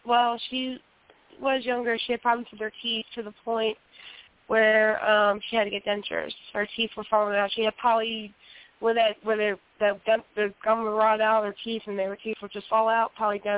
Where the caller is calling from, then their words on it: Hinton, West Virginia, United States; Yes, I'm calling from Hinton, West Virginia.